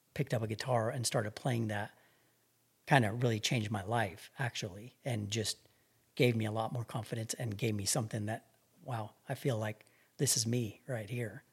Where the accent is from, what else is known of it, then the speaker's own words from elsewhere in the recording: Albuquerque, New Mexico, United States; I grew up right here in Albuquerque